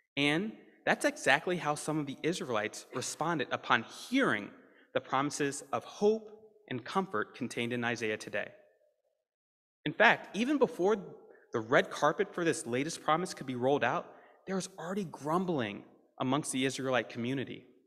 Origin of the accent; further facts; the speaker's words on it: Deep South, United States; moved away; I'm a Southerner, raised in the Deep South